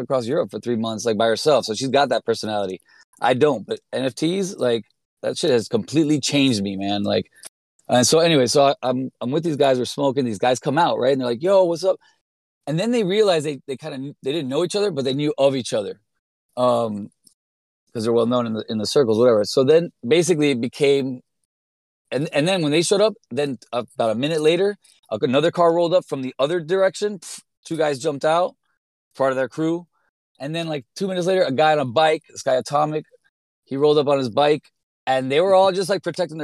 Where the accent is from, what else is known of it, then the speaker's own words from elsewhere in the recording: Miami, Florida, United States; moved away as an adult; also born or lived in Brooklyn; now in New York, United States; I grew up in Miami. I grew up as a graffiti writer since I was like 13 years old. I was just incredibly embedded in this culture here until I left at 18